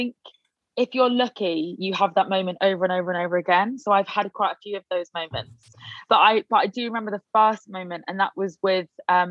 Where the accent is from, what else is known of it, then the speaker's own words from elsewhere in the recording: Leicester, East Midlands, United Kingdom; I am from Leicester